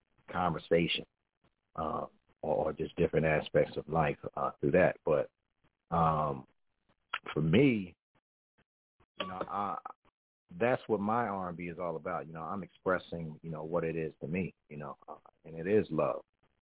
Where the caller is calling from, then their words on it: New Jersey, United States; I'm calling from Jersey, man. You know, and I like to just say Jersey because I lived all over Jersey.